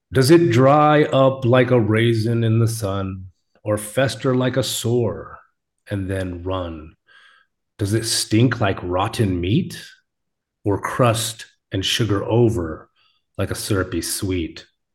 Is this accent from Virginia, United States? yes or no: no; Alaska, United States; accent: Alaska; I should have just read it with my Alaska accent.